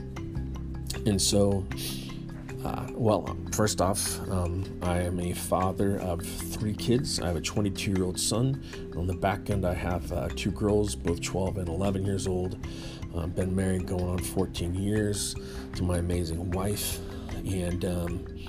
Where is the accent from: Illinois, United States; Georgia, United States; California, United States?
California, United States; Northern; I was born and raised in Northern California